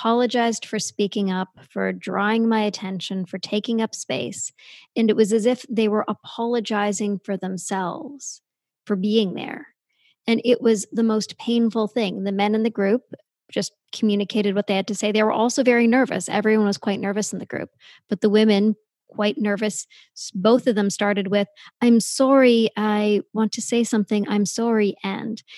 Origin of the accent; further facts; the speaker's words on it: Canada; I'm Canadian